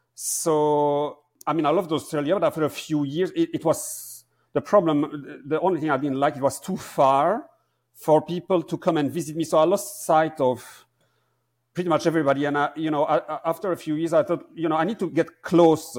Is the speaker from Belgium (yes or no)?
yes; Belgium; born or raised there; moved away as an adult; also born or lived in Amsterdam, Netherlands